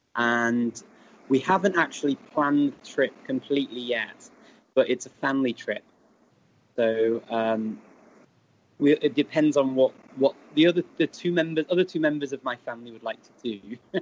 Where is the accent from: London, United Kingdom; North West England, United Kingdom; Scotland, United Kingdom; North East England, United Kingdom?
North West England, United Kingdom; Chester; accent: northern Welsh; I grew up around Chester, so it's North Wales, it's North Walian Welsh that we speak